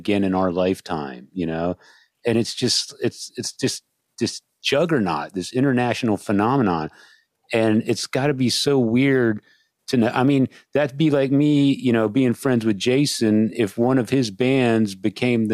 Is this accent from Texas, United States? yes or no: yes; San Antonio, Texas, United States; I grew up in San Antonio, Texas